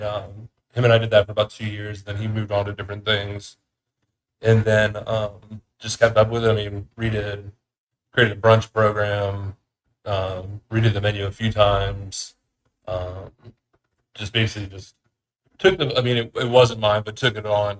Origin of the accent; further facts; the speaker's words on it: Anderson, Ohio, United States; I grew up in Anderson on Beachmont